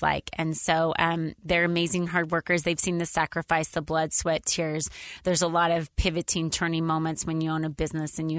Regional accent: Idaho, United States; now in Utah, United States; I grew up in Idaho on a dairy farm.

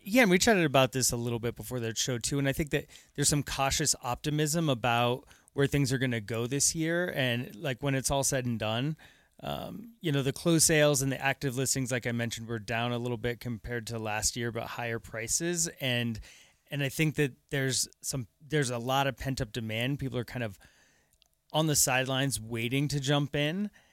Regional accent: Aurora, Colorado, United States; moved away as an adult; also born or lived in Lakewood, Colorado; I'm a, I'm a native. Uh, I grew up, actually, I grew up out in Aurora

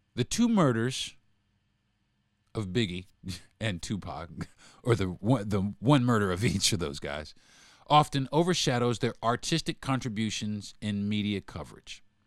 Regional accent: New York City, New York, United States; I'm from Brooklyn

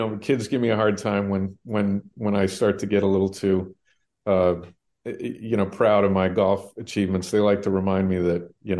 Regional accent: Sacramento, California, United States; the many, many years I spent growing up in Sacramento

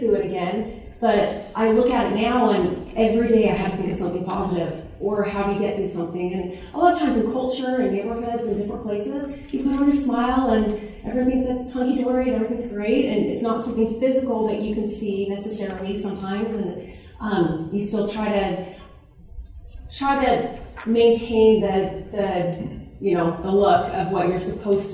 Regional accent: California, United States; now in Utah, United States; I grew up in California. We moved to Utah

